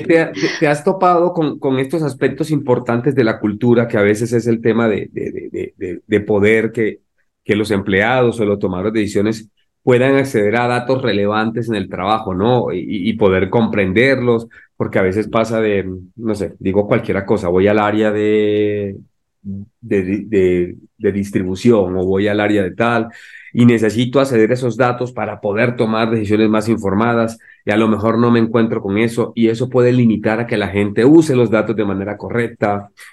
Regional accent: Colombia; now in Mexico; soy de Colombia, pues, y llegué a México

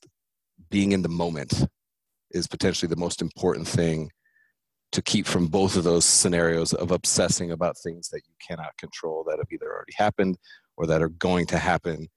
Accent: California, United States; I'm from California

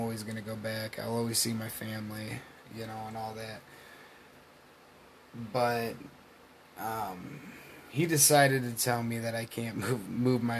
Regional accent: Michigan, United States; where I come from a really beautiful part of the state of Michigan

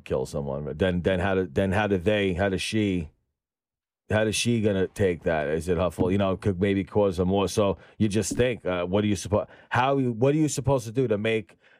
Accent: New York City, New York, United States; also born or lived in Staten Island; I grew up in Brooklyn, we had to leave Brooklyn because kids were getting murdered. That's where I grew up.

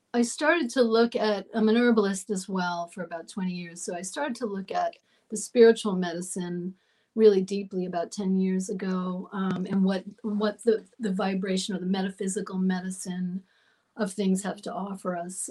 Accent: Long Island, New York, United States; I was born in New York and I grew up in New York um, out on Long Island by the water.

